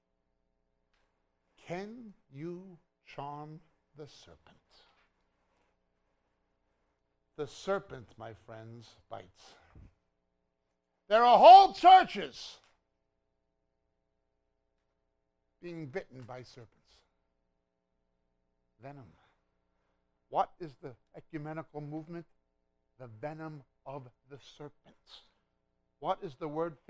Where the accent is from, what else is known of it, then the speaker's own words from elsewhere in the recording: New York, United States; moved away as an adult; also born or lived in Israel; I was from New York